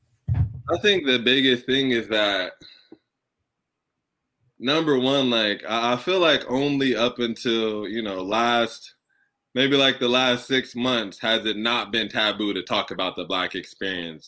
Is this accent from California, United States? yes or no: yes; Southern California, United States; I was born and raised in Southern California